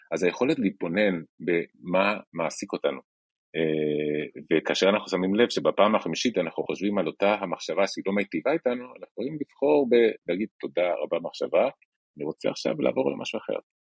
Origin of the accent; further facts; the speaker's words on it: Chile; moved away as an adult; now in Israel; כשהייתי נער בצ'ילה